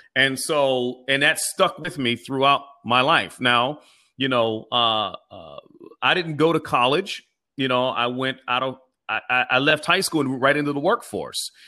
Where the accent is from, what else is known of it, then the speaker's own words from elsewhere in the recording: Pittsburgh, Pennsylvania, United States; I am from East Liberty, which is the inner city section of Pittsburgh